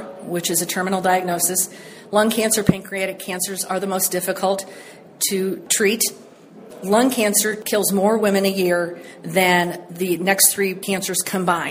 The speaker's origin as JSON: {"language": "English", "town": "St. Ann", "region": "Missouri", "country": "United States", "tie": "born or raised there", "said": "Where I grew up in St. Anne was where Coldwater Creek can end"}